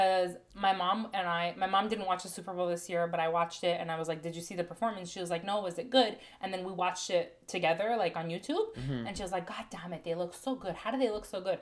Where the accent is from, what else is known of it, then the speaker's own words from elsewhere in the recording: Canada; we're Canadian